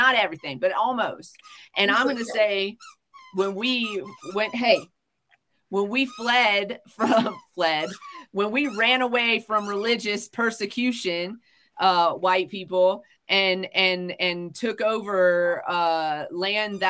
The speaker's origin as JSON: {"language": "English", "country": "United States", "said": "as an American"}